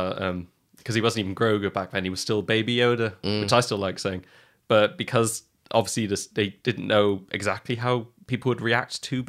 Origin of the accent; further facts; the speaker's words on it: Ireland; I'm Irish. I'm allowed. It's my birthright.